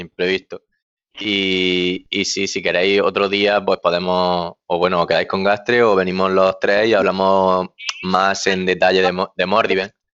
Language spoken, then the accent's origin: Spanish; Almería, Andalusia, Spain; now in Murcia, Spain; yo estoy ahora mismo trabajando en Murcia, pero soy de Almería